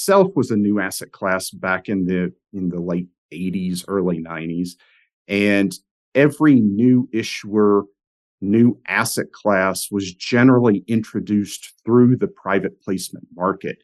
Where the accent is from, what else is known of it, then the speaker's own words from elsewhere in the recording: Knoxville, Tennessee, United States; I grew up in Knoxville, Tennessee